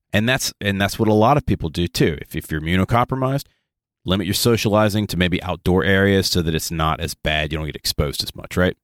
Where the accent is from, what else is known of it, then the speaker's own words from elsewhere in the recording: the South, United States; we're from the South. It is hot and muggy in the South pretty much until wintertime